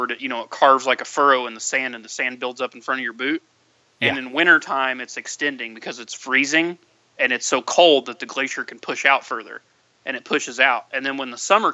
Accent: United States; we're from the States

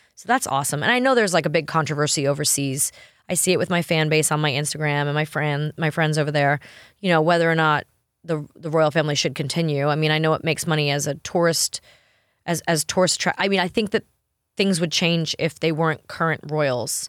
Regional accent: New York, United States; I'm from New York.

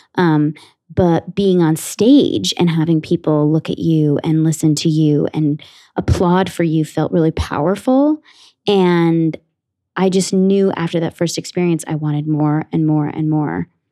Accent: Ridgewood, New Jersey, United States; I grew up in Ridgewood, New Jersey, in Bergen County, like about 45 minutes outside of the city

